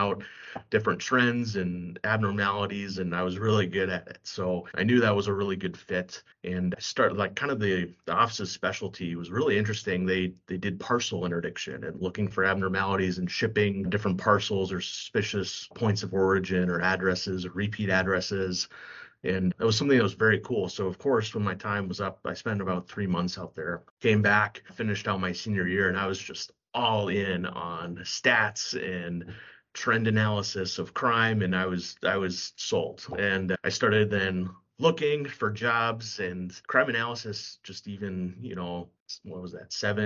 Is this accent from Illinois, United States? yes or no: no; Kansas City, Kansas, United States; moved away as an adult; also born or lived in California / Manhattan, Kansas / Philadelphia; now in Minneapolis, United States; I actually was born and raised in California, but spent most of my childhood and growing up in Kansas City, the Kansas side specifically